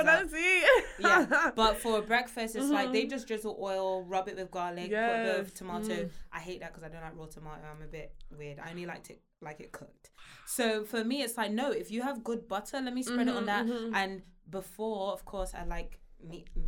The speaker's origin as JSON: {"language": "English", "country": "Nigeria", "said": "I'm Nigerian"}